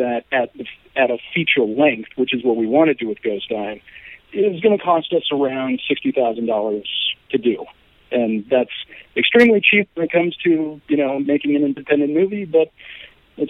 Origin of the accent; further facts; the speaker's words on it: Omaha, Nebraska, United States; moved away as an adult; also born or lived in Santa Fe, New Mexico; now in Los Angeles, United States; I'm an Omaha native, I grew up in the Midwest